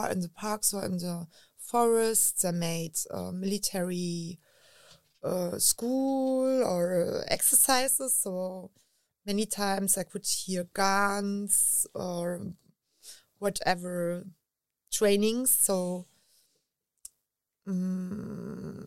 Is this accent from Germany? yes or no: yes; Berlin, Germany; English is a second language; I grew up in Berlin with wars around it